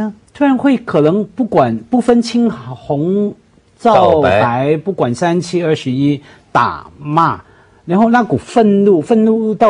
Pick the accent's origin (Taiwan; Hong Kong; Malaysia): Hong Kong; 因为因为我是香港人身份哈，当然两位都是香港人，我那个是三代香港人这样，而且大家认定我是香港人身份，